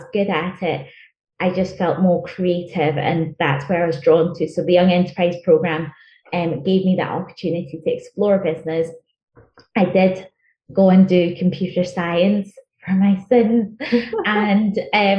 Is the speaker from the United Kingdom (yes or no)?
yes; Glasgow, Scotland, United Kingdom; first language Chichewa; English is a second language; also born or lived in Malawi / England; And then moved up to Scotland after my parents divorced. And I went to school in Glasgow